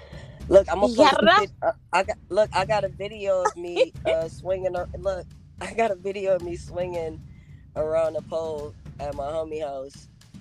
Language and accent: English; Rochester, New York, United States; moved away; also born or lived in Los Angeles; I was born in Rochester, New York. Rochester, New York is very small.